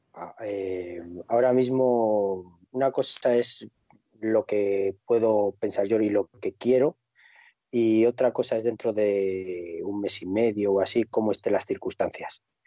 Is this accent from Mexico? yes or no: no; Cantabria, Spain; moved away; a mi tierra, a Cantabria